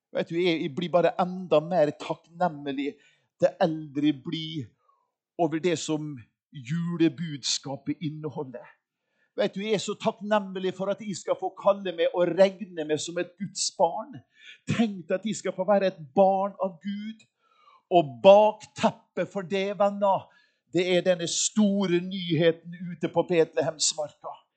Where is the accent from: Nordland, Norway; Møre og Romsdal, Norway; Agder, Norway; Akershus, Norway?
Møre og Romsdal, Norway; Molde; jeg er jo yngst av fem brødre. Og hjemme i Molde